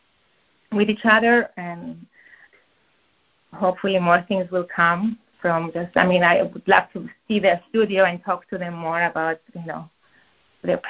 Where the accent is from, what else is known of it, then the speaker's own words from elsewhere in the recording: Cyprus; now in Brooklyn, United States; I went back to Cyprus, which is where I grew up